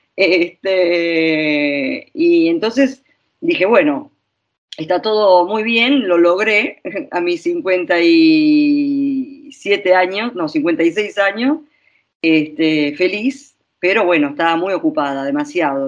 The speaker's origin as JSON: {"language": "Spanish", "country": "Argentina", "moved": "yes", "lives_now": "Italy", "said": "yo soy argentina, purum pampero"}